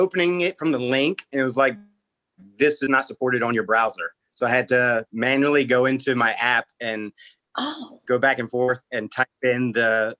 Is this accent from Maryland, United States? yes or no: yes; Maryland, United States; I'm from Maryland, which no one ever guesses.